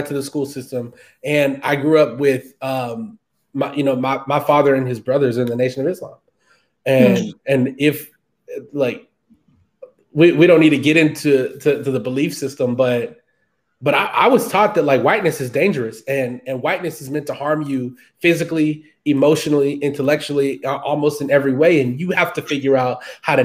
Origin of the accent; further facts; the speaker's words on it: Houston, Texas, United States; I grew up in Texas. I grew up in Houston